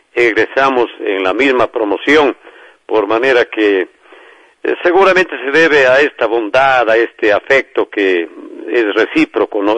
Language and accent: Spanish; Azogues, Cañar, Ecuador; mi tierra, que es todo lo que he hecho a lo largo de mi vida, querer, amar entrañablemente a mi barrio, el Cañirico, la quebrada de Perruncay, donde nací.